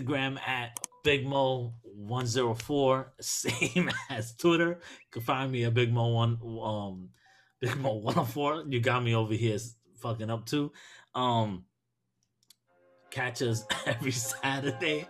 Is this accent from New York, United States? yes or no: yes; New York City, New York, United States; I'm from Brooklyn, born and raised in Brooklyn